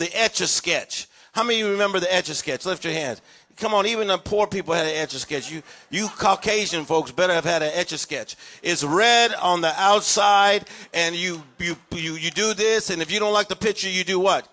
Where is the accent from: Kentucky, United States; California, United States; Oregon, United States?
California, United States; Los Angeles; I'm from East LA, normal family. Father was a steel worker.